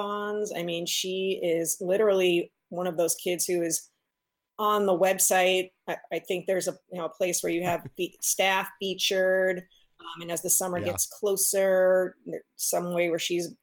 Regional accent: East Coast, United States; moved away; I grew up on the East Coast, so that's a world where, you know, most everybody goes to camp

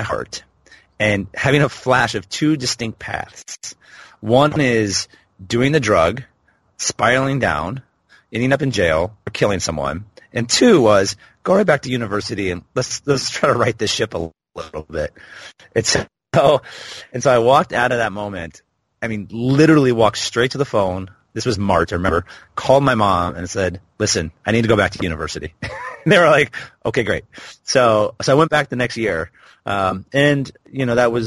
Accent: Portland, Oregon, United States; now in Dubai, United Arab Emirates; my hometown, which is Portland, Oregon

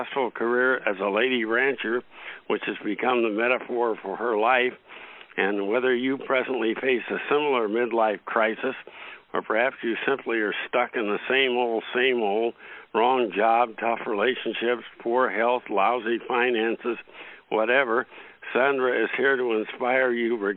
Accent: Iowa, United States; moved away as an adult; I grew up in Iowa and I moved back here

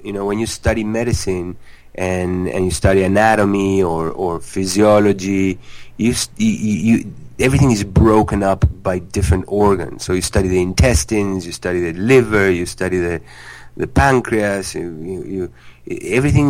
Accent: Uruguay; moved away as an adult; now in New York City, United States; I was born in Uruguay in South America, and life there was very healthy by default.

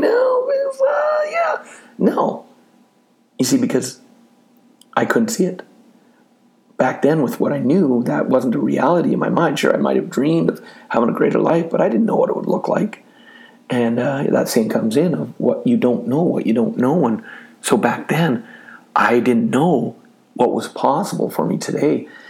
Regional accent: Canada; I'm from Canada

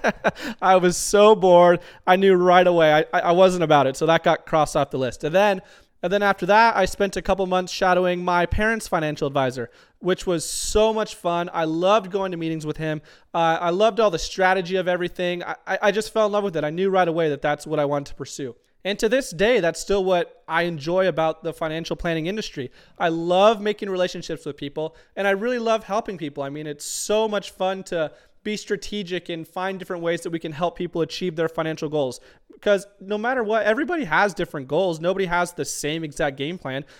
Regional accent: Tucson, Arizona, United States; moved away as an adult; now in Auburn, United States; I'm originally from Tucson, Arizona. We lived in Tucson for about eighteen years

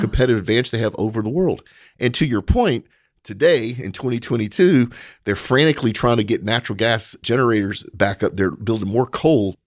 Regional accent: United States; as an American

